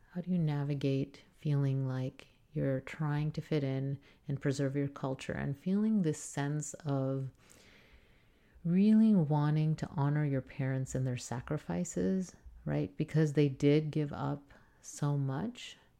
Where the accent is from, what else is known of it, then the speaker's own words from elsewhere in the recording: South Texas, United States; as I grew up in South Texas, which is primary, primarily Hispanic